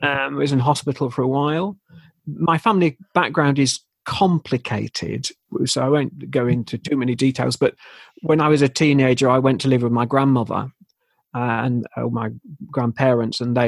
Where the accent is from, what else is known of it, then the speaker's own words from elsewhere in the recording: Leeds, Yorkshire and the Humber, United Kingdom; now in High Barnet, United Kingdom; I'm from Leeds